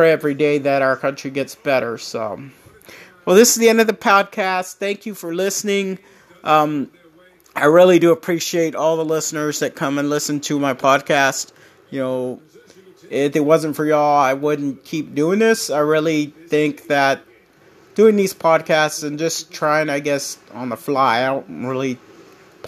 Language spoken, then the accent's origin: English; United States; me as an American